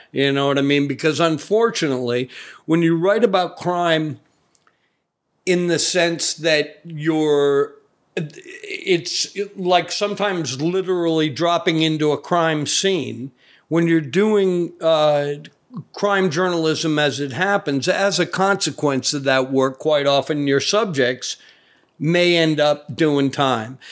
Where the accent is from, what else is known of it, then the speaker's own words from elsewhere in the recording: Providence, Rhode Island, United States; I grew up in Providence, Rhode Island, the original crime town